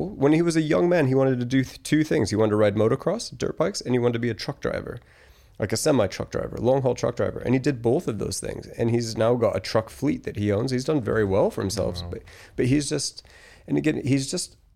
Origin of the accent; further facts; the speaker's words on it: Colorado, United States; also born or lived in Australia; I I moved to Australia. So I'm from Colorado originally. I lived in Australia for 14 years. That's why my accent is a mess.